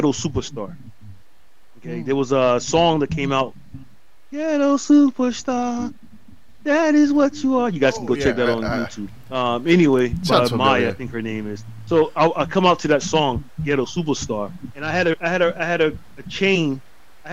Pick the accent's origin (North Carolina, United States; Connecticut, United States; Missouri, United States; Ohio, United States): North Carolina, United States; I'm from North Carolina